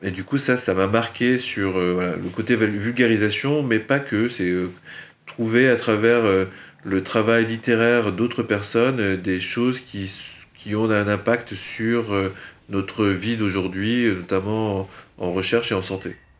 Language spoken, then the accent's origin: French; a village between Metz and Luxembourg, Grand Est, France; moved away as an adult; also born or lived in Milwaukee, United States; now in Nantes, France; J'ai grandi euh, dans un bled qui s'appelle euh, le Conaker, entre Metz et le Luxembourg